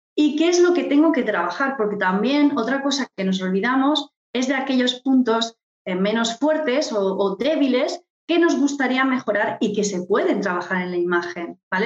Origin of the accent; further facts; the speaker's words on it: Murcia, Region of Murcia, Spain; moved away as an adult; also born or lived in London / Palma de Mallorca; yo soy de Murcia, para, poner en posición a todos los oyentes, soy de Murcia y ya estando en Murcia